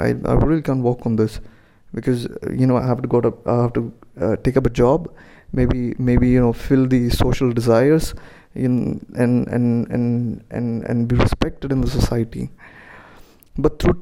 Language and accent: English; India; I'm an Indian, so as an Indian parents from middle class